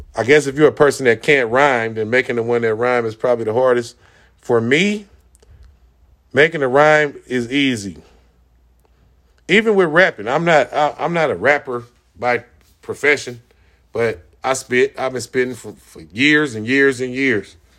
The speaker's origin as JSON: {"language": "English", "country": "United States", "tie": "born or raised there", "said": "I was born in the United States and multiple generations before me were born in the United States"}